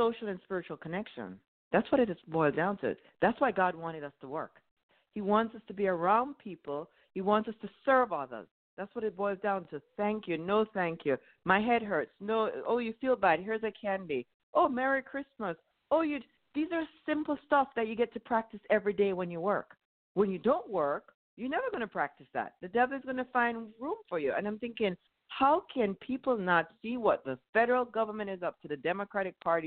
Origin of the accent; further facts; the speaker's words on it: Jamaica; moved away as an adult; now in United States; I grew up in Jamaica